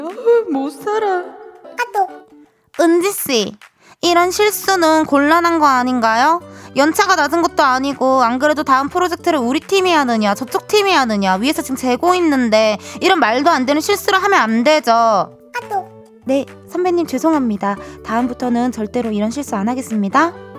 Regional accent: Incheon, South Korea; 저도 또 고향이 인천이거든요.

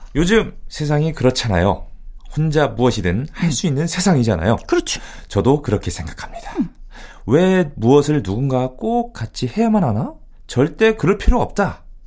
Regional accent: Yesan, South Chungcheong, South Korea; moved away; 제 고향 어, 예산 그 동네에도

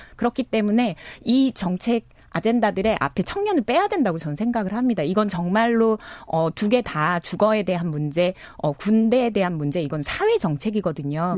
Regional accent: Jeju, South Korea; 전 제주에서 왔기 때문에

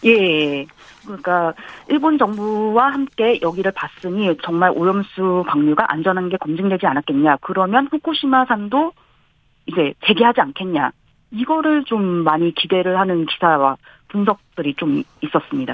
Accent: South Korea; moved away as an adult; now in Tokyo, Japan; 제가 이제 한국인이니까

